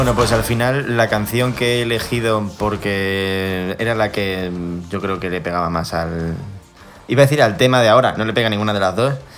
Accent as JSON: {"language": "Spanish", "country": "Spain", "said": "yo soy de España"}